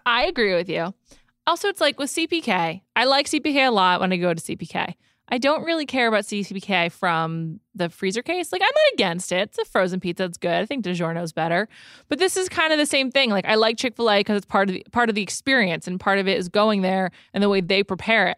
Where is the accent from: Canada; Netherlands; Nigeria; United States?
United States; New York; also born or lived in Silver Lake, Los Angeles, California; now in Los Angeles, United States; my childhood growing up on New York Chinese food